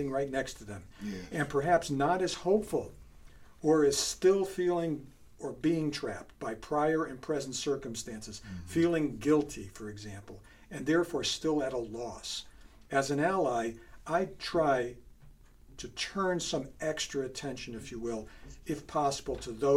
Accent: Bridgeport, Connecticut, United States; moved away; I grew up in Bridgeport, and I left Bridgeport in 1972

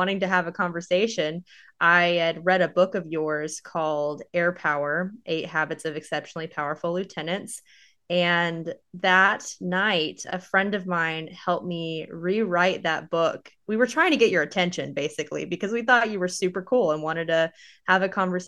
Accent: Austin, Texas, United States; also born or lived in Phoenix, Arizona / Tucson, Arizona; I was born in Austin, Texas, and I spent most of my life in Texas.

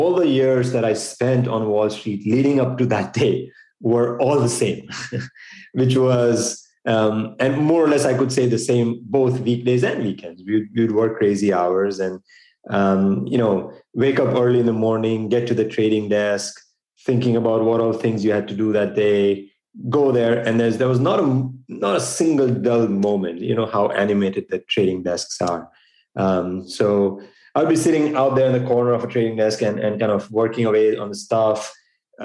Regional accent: India; moved away as an adult; now in United States; I grew up in India. I was born and raised there.

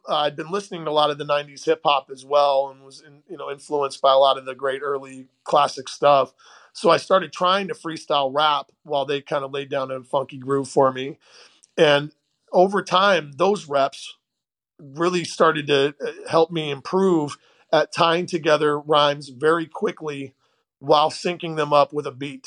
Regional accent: St. Louis, Missouri, United States; also born or lived in Portland, Oregon; We moved from Oregon and when I was 10 to St. Louis, Missouri area

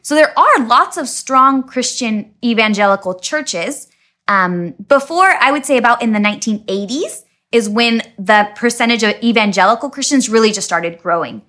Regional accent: Dayton, Washington, United States; moved away as an adult; also born or lived in Tri-Cities, Washington; now in Bolivia; I grew up in Dayton, Washington

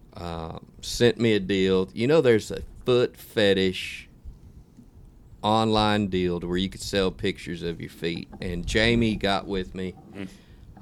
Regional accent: United States; as an American

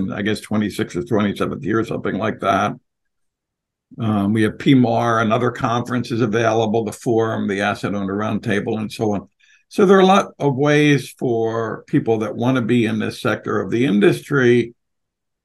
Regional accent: Philadelphia, Pennsylvania, United States; I'm from Philly

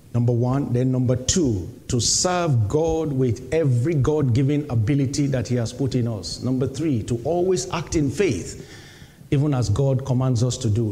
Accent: Nigeria; moved away as an adult; Nigeria, my home country

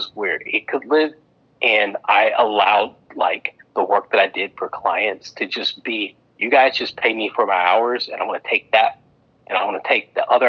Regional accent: Memphis, Tennessee, United States; my background growing up in Memphis, Tennessee

